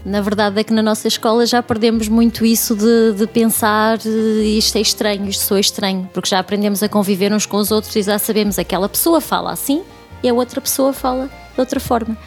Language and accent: Portuguese; Northern Portugal, Portugal; moved away as an adult; now in Berlin, Germany; Eu venho do norte de Portugal